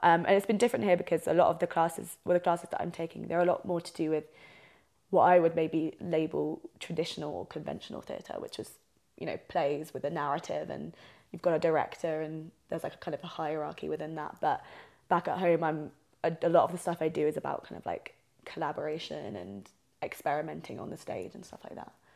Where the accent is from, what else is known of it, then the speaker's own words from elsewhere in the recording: South East England, United Kingdom; moved away as an adult; now in Albuquerque, United States; I'm from England, so I'm from the southeast of England